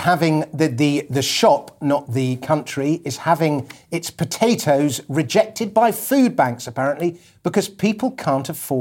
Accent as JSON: {"language": "English", "region": "London", "country": "United Kingdom", "tie": "born or raised there", "said": "when I was 5 years old growing up in Putney"}